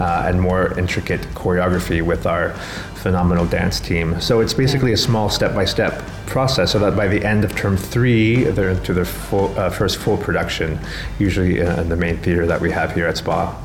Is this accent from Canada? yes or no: yes; Canada; moved away as an adult; now in Sharjah, United Arab Emirates; I'm from Canada